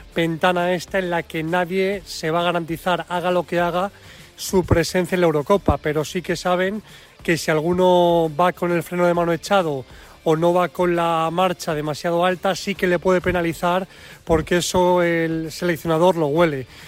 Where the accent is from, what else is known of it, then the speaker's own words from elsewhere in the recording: Spain; cuando dices que eres de España